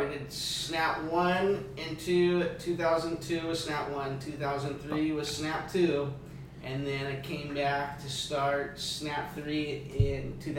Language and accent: English; Newport Beach, California, United States; I grew up in Newport. I was born at Hogue.